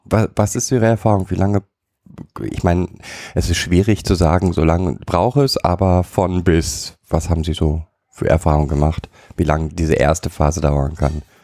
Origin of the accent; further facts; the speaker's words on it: Germany; als Deutscher